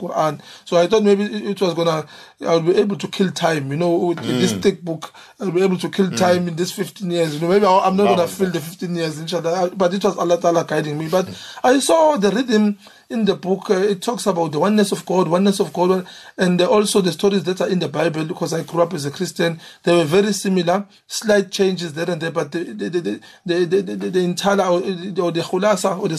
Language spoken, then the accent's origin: English; Umlazi, KwaZulu-Natal, South Africa; I grew up in Amlazi. And I did my schooling there, even my high school.